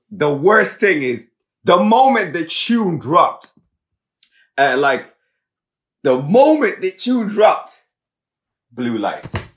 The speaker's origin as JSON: {"language": "English", "country": "Zimbabwe", "also_born_or_lived": "Limerick, Ireland", "moved": "yes", "lives_now": "Ireland", "said": "we're from Zimbabwe"}